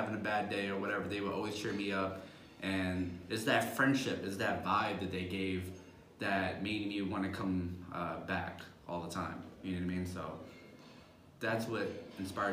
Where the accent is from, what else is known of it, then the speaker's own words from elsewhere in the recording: Philadelphia, Pennsylvania, United States; moved away as an adult; It's my hometown